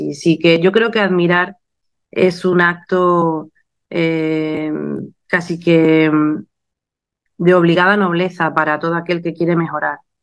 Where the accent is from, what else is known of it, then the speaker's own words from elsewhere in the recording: Málaga, Andalusia, Spain; he tenido muchos reconocimientos en mi tierra, como la medalla de oro de mi ciudad